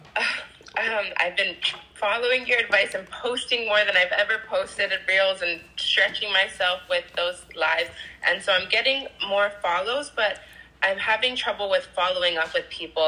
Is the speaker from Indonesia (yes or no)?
no; Hawaii, United States; I'm from Hawaii